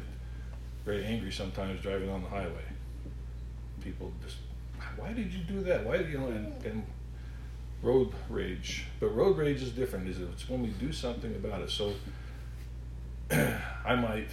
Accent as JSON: {"language": "English", "region": "Alaska", "country": "United States", "tie": "born or raised there", "said": "so I grew up in Alaska"}